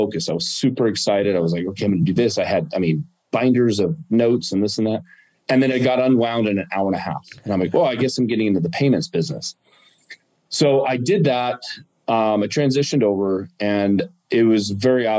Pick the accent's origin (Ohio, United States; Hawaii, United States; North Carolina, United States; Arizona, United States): Arizona, United States; also born or lived in California; I grew up in Arizona